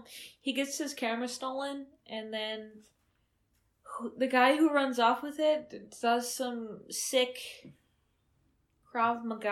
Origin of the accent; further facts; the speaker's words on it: Wausau, Wisconsin, United States; We grew up in Wausau, who took a lot of refugees, like a lot of Laotian refugees.